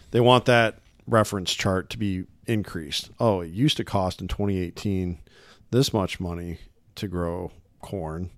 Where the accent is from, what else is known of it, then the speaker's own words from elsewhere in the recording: Illinois side, United States; also born or lived in Davenport, Iowa; I grew up nearby in the Quad City area. but on the Illinois side of the river.